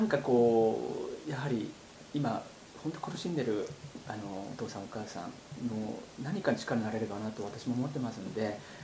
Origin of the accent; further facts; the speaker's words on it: Kawasaki, Kanagawa, Japan; 地元川崎の自閉症児者親父の会